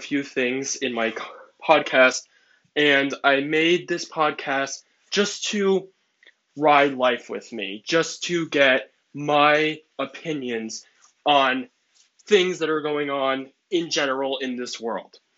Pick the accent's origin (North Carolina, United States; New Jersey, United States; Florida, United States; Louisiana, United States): New Jersey, United States; I am from New Jersey. I am in high school in 11th grade, and I am 16 years old